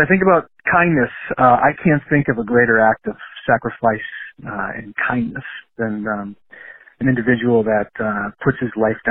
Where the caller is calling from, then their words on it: Wisconsin, United States; I'm calling from Wisconsin.